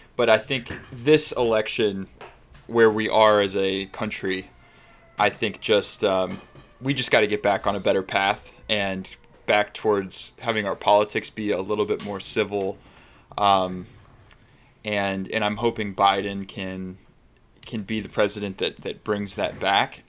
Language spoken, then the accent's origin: English; Arizona, United States; I grew up in Arizona